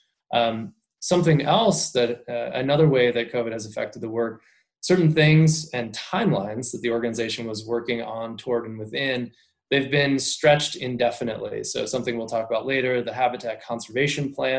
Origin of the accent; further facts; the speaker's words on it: Maryland, United States; moved away; also born or lived in Colorado; So I grew up in Maryland, suburban Maryland